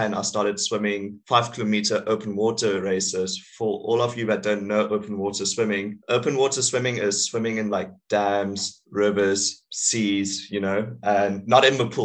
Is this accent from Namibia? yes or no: yes; Swakopmund, Erongo, Namibia; I'm from Namibia